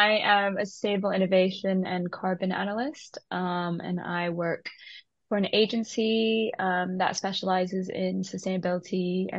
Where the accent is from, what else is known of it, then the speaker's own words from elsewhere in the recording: Shanghai, China; moved away; also born or lived in Taiwan / United Kingdom; So I'm Taiwanese, and I grew up in Shanghai